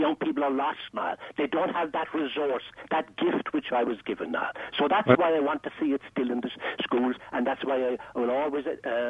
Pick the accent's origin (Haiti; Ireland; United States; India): Ireland; growing up in Ireland, and which was the '50s